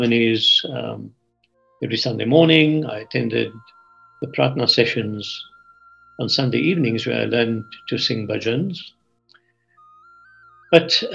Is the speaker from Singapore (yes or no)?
no; Port Elizabeth, Eastern Cape, South Africa; now in California, United States; I grew up in Port Elizabeth in South Africa, a city of about 200,000.